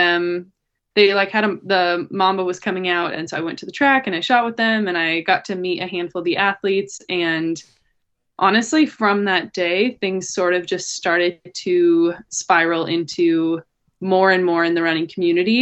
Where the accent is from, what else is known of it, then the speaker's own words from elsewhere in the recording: Montana, United States; moved away as an adult; now in Portland, United States; So I'm from Montana. And I went to college there